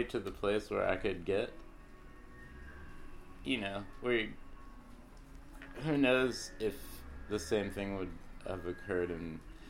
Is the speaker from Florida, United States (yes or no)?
yes; Sarasota, Florida, United States; I am from Sarasota, Florida. My parents still live in the very house I've lived in my whole life.